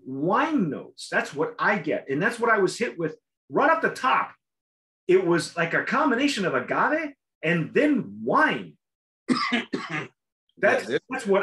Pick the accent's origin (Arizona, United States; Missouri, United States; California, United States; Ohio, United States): California, United States; I'm such a Californian